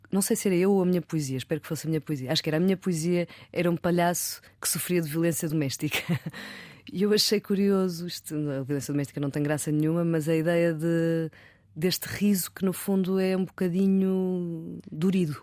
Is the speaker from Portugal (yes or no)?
yes; Porto, Norte, Portugal; moved away as an adult; also born or lived in London; eu sou do Porto